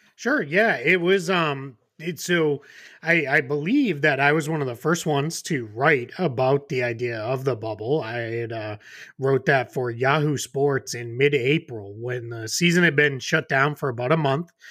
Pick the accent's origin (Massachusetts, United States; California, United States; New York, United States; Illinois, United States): Massachusetts, United States; Boston; moved away as an adult; now in Florida, United States; growing up in the Boston area, uh, before I moved here to Florida